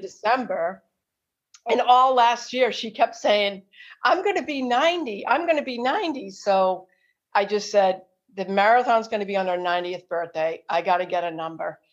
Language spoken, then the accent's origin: English; Marlborough, Massachusetts, United States; Marlboro, that, that's my hometown where I live